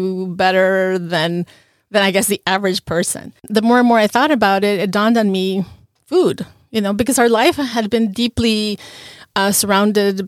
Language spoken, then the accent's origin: English; La Paz, Bolivia; moved away as an adult; now in Norfolk, United States; We're originally from La Paz, Bolivia.